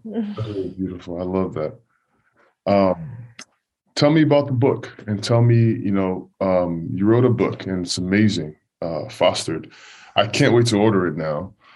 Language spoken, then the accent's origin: English; Nigeria; And I came from Nigeria. I never played ball in my life, but I had an uncle who spoke faith into me